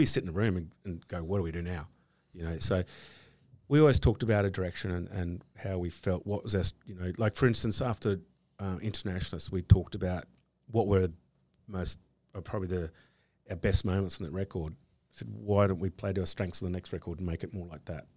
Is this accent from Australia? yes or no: yes; Australia; being Australian